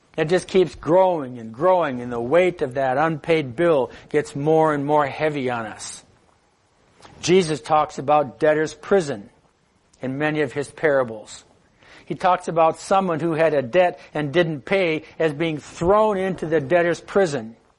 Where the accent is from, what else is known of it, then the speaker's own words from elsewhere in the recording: United States; as an American